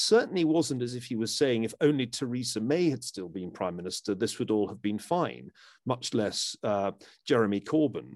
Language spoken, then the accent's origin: English; Glasgow, Scotland, United Kingdom; growing up in Glasgow